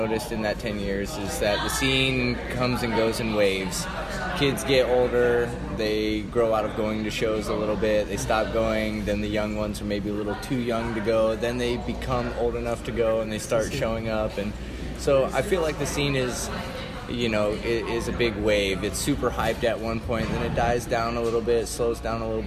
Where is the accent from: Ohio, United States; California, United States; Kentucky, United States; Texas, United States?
Ohio, United States; Newark; moved away as an adult; also born or lived in Salt Lake City, Utah; I'm from Ohio